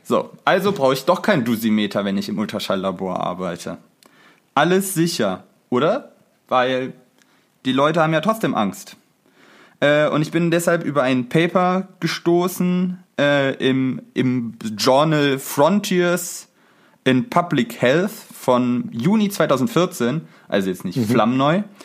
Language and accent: German; Cologne Bonn Airport catchment area, North Rhine-Westphalia, Germany; wir kommen ja aus dem Einzugsraum vom Köln-Bonner Flughafen